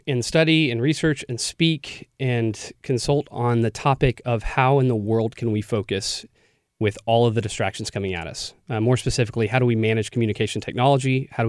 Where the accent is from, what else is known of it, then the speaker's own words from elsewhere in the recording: a suburb of Dallas, Texas, United States; moved away; I grew up in a suburb of Dallas. I was sure I was never going to go back